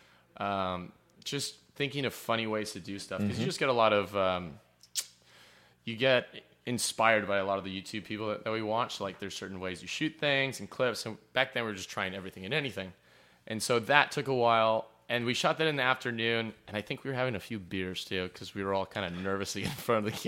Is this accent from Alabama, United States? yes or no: no; Hawaii, United States; moved away; we're born and raised in Hawaii.